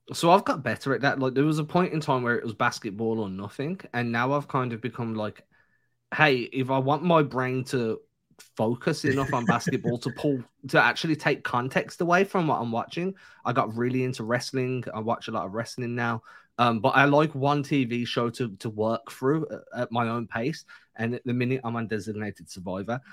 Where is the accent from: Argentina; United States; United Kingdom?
United Kingdom; England; moved away; growing up in England